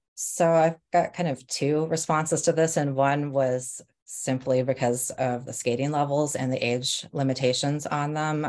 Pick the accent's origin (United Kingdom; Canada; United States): United States; Rochester, Minnesota; also born or lived in Nebraska; now in Bay Area, United States; we moved from Nebraska to Rochester, Minnesota when I was about seven